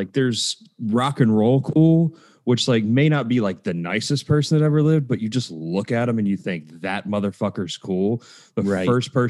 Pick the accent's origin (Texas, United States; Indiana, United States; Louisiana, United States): Texas, United States; near Texas City, United States; he had a huge fucking house about 20 minutes from my hometown, and his best friend lived in Texas City.